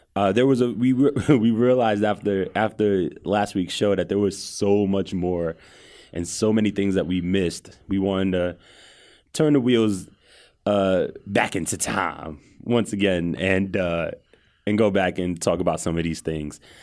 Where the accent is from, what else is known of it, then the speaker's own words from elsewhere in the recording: New York City, New York, United States; growing up in Cambria Heights, shout out to Cambria Heights, edge of Queens right there